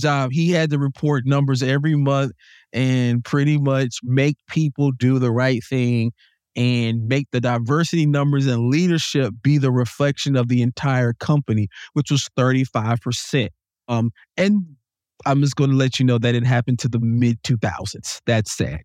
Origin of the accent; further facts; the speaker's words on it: Jacksonville, North Carolina, United States; also born or lived in Salisbury, North Carolina; I came from Jacksonville, North Carolina